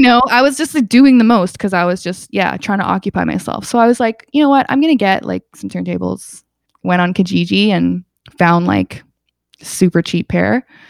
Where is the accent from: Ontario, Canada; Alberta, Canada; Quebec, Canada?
Alberta, Canada; Calgary; also born or lived in England; now in Toronto, Canada; I grew up in Calgary